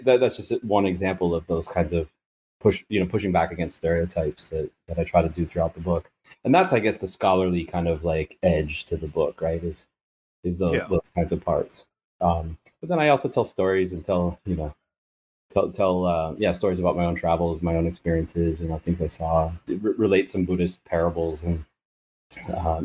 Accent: United States; I'm an American in Thailand.

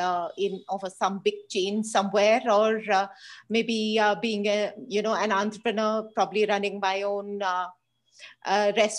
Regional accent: Hyderabad, Telangana, India; born or raised there

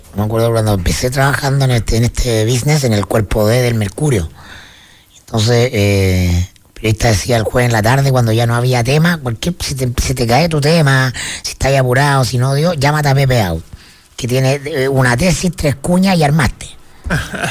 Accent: Chile

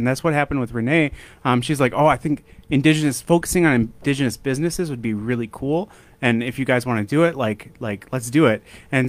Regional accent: Brooklyn Park, Minnesota, United States; moved away as an adult; now in Fargo, United States; I grew up in the Twin Cities. I grew up in Brooklyn Park and kind of lived in the Twin Cities most of my life. And I came out here about 5 or 6 years ago

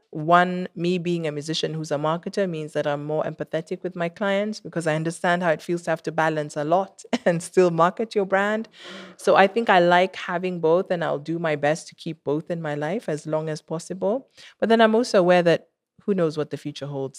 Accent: Kenya; I'm Kenyan and I made music and that's Kenyan

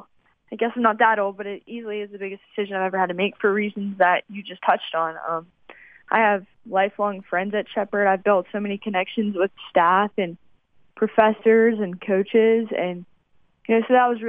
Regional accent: West Virginia, United States; it's in West Virginia. I'm proud of my home state

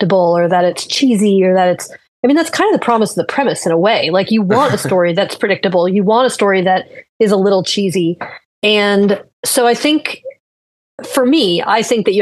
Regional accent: Florida, United States; I'm from Florida. I've lived here since I was 8 years old

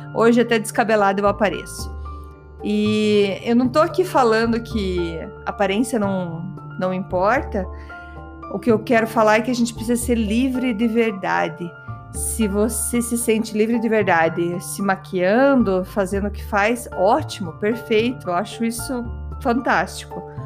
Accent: Curitiba, Paraná, Brazil; accent: curitibano; meu sotaque curitibano

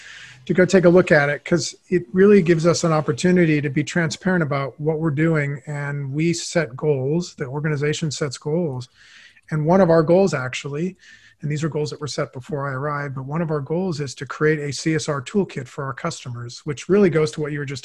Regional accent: Los Angeles, California, United States; I grew up in Los Angeles

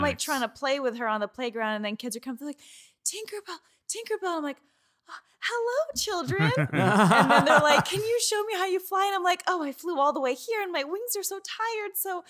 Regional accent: Georgia, United States; moved away as an adult; now in Los Angeles, United States; I'm from Georgia, and I moved here when I was 18.

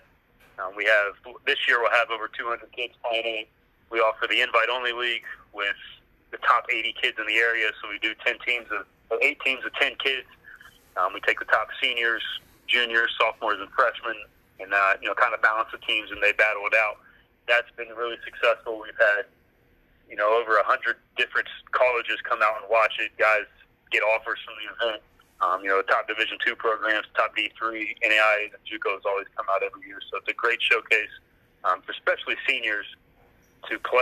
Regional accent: Central Ohio, United States; born or raised there

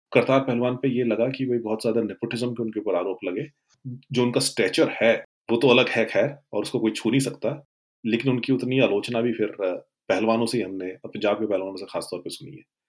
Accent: Western Uttar Pradesh, India; मैं जिस एरिया से आता हूँ वेस्ट न्यू पी वहाँ पे मुस्लिम रेसलिंग एक पॉइंट इन टाइम पे बड़ी डोमिनेट हुआ करती थी

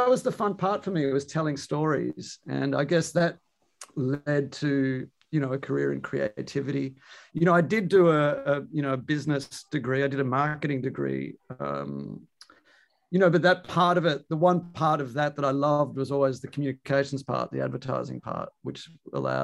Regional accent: Melbourne, Victoria, Australia; moved away as an adult; also born or lived in New York, United States; now in Amsterdam, Netherlands; I'm an Aussie by origin. You know, I'm from Melbourne.

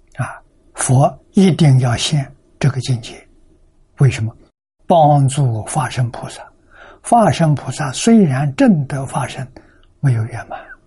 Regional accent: China; 我们中国人讲本性啊

